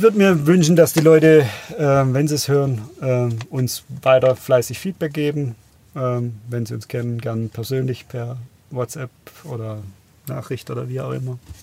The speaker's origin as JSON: {"language": "German", "town": "Biberach", "region": "Baden-Württemberg", "country": "Germany", "tie": "born or raised there", "said": "ich bin ja in Biberach aufgewachsen"}